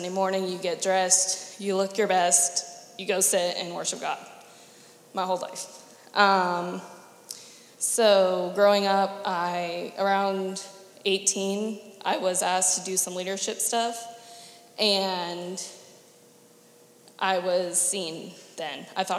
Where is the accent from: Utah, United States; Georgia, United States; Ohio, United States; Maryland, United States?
Maryland, United States; Andrews Air Force Base; born there; I was born on Andrews Air Force Base